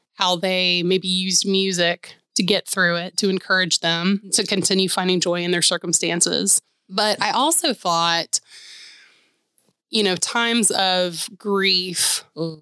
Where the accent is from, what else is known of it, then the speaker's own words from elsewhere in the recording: Atlanta, Georgia, United States; moved away as an adult; now in Nashville, United States; growing up in Atlanta